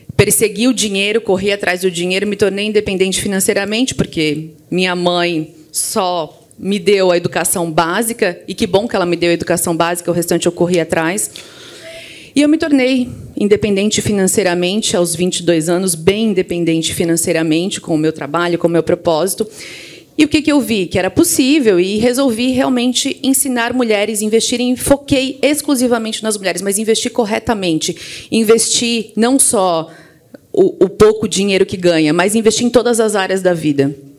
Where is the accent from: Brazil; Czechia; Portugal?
Brazil; Criciúma, Santa Catarina; also born or lived in Florianópolis; eu sou lá de Santa Catarina, é, especificamente do interior de Santa Catarina, de Criciúma, mas fui muito jovem para Florianópolis